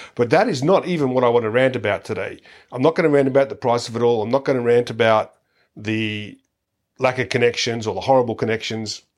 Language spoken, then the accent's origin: English; Australia